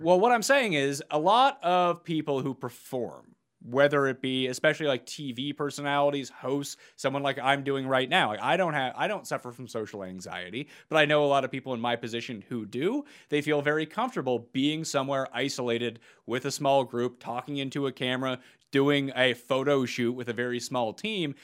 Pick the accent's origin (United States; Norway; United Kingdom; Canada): Canada; We're both Canadian.